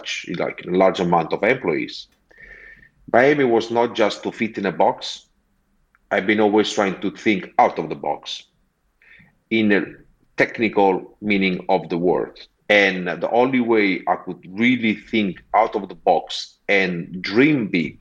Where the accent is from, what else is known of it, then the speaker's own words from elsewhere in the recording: Amalfi Coast, Campania, Italy; English is a second language; moved away as an adult; also born or lived in Montclair, United States; now in London, United Kingdom; I'm originally from the Amalfi Coast